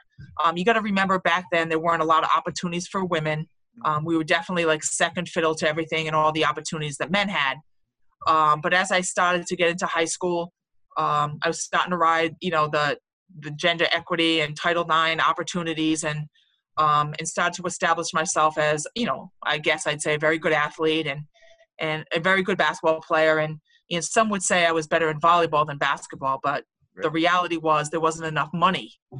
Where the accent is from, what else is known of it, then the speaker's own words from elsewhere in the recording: Warwick, Rhode Island, United States; I grew up in Warwick, so, you know, Providence was 20 minutes, up the road in the city of Providence.